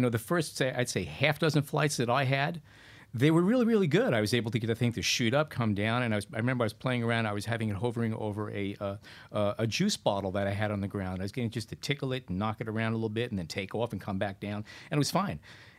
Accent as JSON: {"language": "English", "town": "New York City", "region": "New York", "country": "United States", "said": "No, I'm from New York City"}